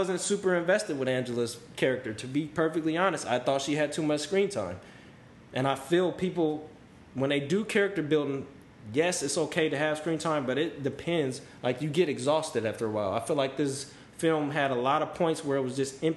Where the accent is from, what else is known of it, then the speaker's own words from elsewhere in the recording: California, United States; I am from California